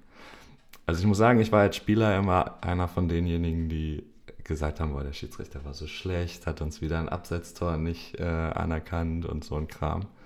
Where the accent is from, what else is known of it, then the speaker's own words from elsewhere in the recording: Hanover, Lower Saxony, Germany; bei uns in Hannover